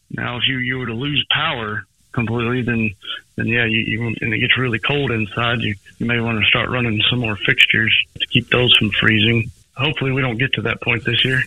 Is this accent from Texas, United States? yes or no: yes; Princeton, Texas, United States; I grew up around Princeton